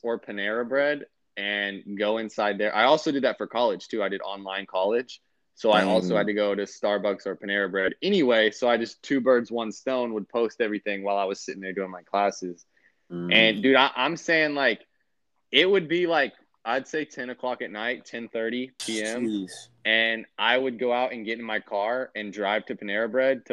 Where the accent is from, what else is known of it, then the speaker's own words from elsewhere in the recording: United States; moved away as an adult; now in Kansas City, United States; It's like 45 to like 50 minutes away from, like, my hometown up to downtown Kansas City